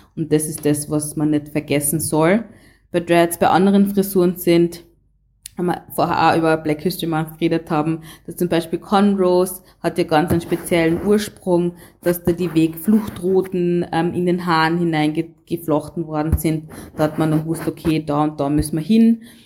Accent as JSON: {"language": "German", "region": "Carinthia", "country": "Austria", "said": "ich in meinem Fall ähm, komme aus Kärnten"}